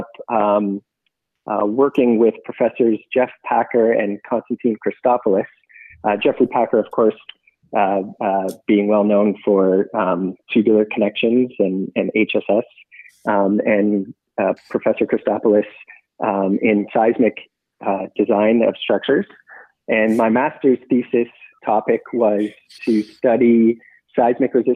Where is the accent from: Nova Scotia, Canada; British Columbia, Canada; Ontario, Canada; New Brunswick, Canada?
Ontario, Canada; Toronto; Both Michael and I were born and raised in Toronto